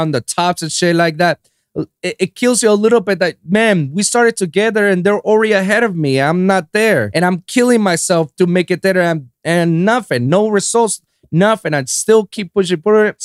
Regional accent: San Juan, Puerto Rico; moved away as an adult; now in United States; I'm from born and raised in San Juan, Puerto Rico

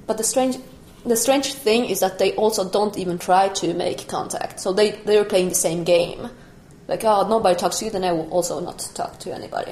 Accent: Bolivia; also born or lived in Germany; now in Stockholm, Sweden; I did not grow up here in Stockholm. I grew up in Bolivia

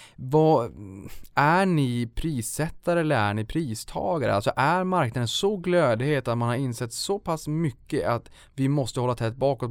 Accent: Boden, Norrbotten County, Sweden; accent: Norrbotten dialect; jag är ju uppe från Norrbotten, det kanske hörs ibland när jag drar på lite dialekt. Då, då vart det, jag kommer från Boden

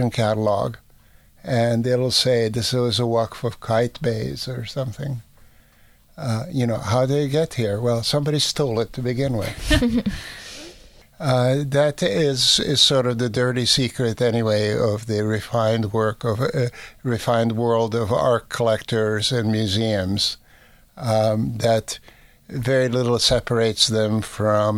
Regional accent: Budapest, Hungary; moved away; in my hometown of Budapest

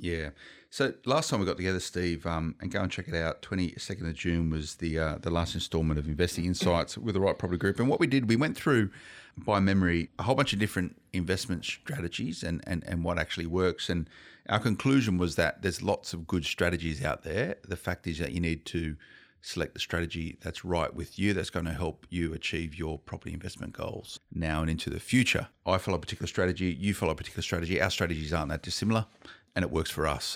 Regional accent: Blacktown, New South Wales, Australia; I grew up in Blacktown, right? I know the western suburbs of Sydney very well

